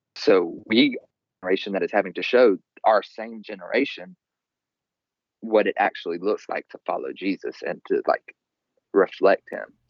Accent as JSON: {"language": "English", "region": "the South", "country": "United States", "tie": "born or raised there", "said": "I grew up in the South."}